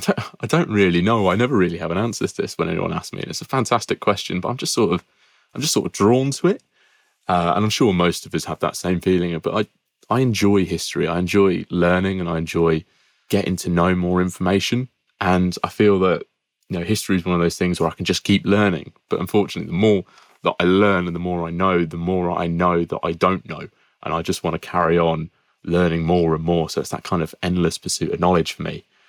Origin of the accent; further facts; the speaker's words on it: Peterborough, East of England, United Kingdom; I'm from Peterborough